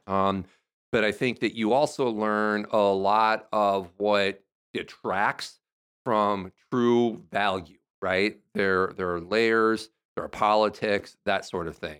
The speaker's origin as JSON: {"language": "English", "town": "Nashua", "region": "Iowa", "country": "United States", "tie": "born or raised there", "moved": "yes", "said": "my hometown is Nashua"}